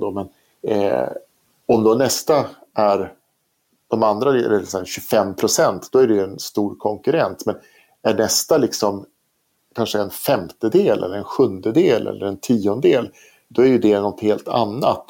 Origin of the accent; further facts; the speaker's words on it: Sweden; i Sverige då, eftersom vi är svenskar